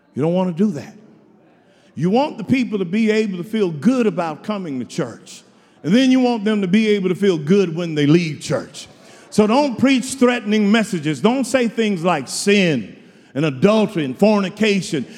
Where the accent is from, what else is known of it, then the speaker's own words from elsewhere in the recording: Houston, Texas, United States; I'm from Houston